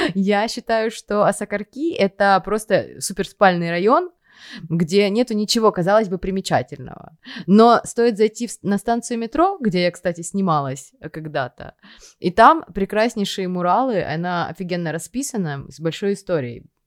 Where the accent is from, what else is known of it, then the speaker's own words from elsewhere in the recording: Donetsk, Donetsk Oblast, Ukraine; moved away as an adult; also born or lived in Dnipro; now in Kyiv, Ukraine; мы переезжали вместе, из Донецка уезжали